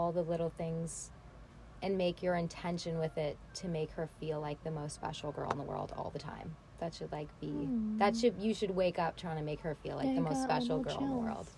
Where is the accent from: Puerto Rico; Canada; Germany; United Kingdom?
Canada; Toronto, Ontario; I'm from Canada